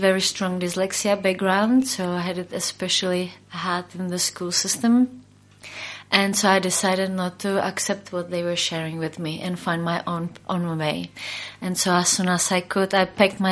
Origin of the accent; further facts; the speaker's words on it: Prague, Czechia; now in New Zealand; I originally come from Czech Republic, where I grew up in Prague, but I came to New Zealand 12 years ago.